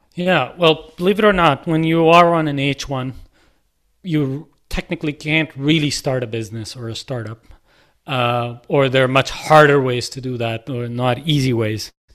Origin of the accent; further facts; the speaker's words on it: Lahore, Punjab, Pakistan; moved away; my journey from a kid in Lahore to, uh, coming here